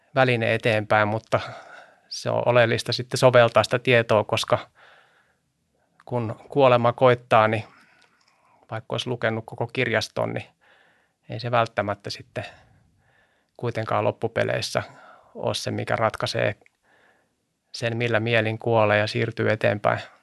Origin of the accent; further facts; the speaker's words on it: Helsinki, Uusimaa, Finland; also born or lived in Sipoo; Mä oon kotoisin Vartiokylästä mm. Itä-Helsingistä